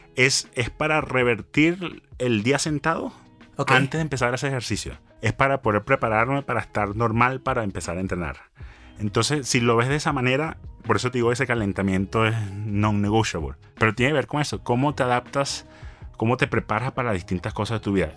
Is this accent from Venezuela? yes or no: yes; Venezuela; moved away as an adult; also born or lived in Kansas, United States / Los Angeles, United States; Soy venezolano, hablo inglés